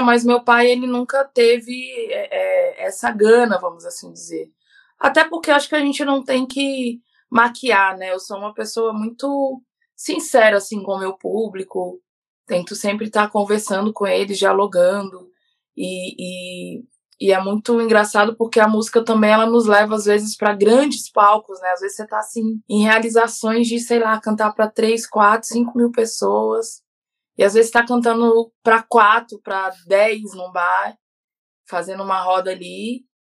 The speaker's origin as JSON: {"language": "Portuguese", "town": "Brasília", "region": "Federal District", "country": "Brazil", "tie": "born or raised there", "moved": "as an adult", "lives_now": "Curitiba, Brazil", "said": "Brasília, passei minha infância e adolescência em Brasília. Eu vim para Curitiba, eu já estava com 28 anos"}